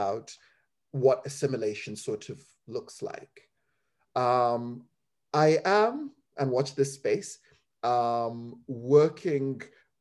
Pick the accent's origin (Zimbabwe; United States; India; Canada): Zimbabwe; also born or lived in England; now in United Kingdom; growing up in Zimbabwe